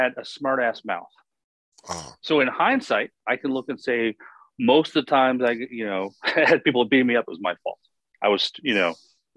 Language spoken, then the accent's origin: English; Virginia, United States; I grew up in Virginia